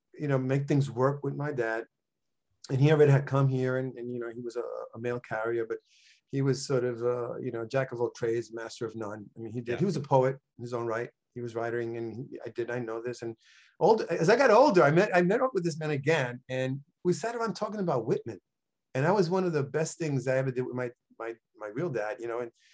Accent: Calle, Puerto Rico; born there; Well, I was born in Calle, Puerto Rico, which is one of the 78 towns in Puerto Rico and sort of the central part of the island.

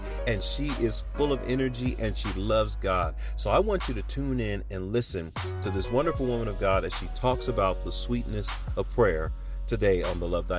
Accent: Philadelphia, Pennsylvania, United States; we come from the same hometown. We both from Philadelphia.

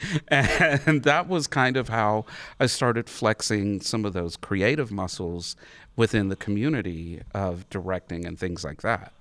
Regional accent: Harmony, North Carolina, United States; also born or lived in Statesville, North Carolina; growing up in Statesville, um, actually Harmony, North Carolina

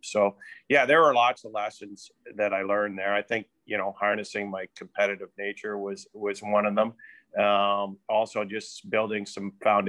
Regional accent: Sudbury, Ontario, Canada; also born or lived in Wellington, Prince Edward County, Ontario / Kingston, Ontario / London, Ontario / Lethbridge, Alberta; As a kid, I grew up in Sudbury, Ontario

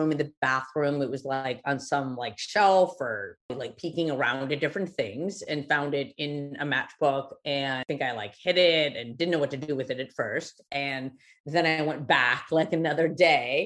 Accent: Los Angeles, California, United States; growing up there

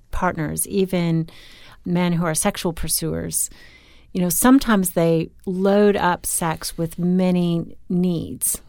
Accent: Newport Beach, California, United States; I grew up on Newport Beach

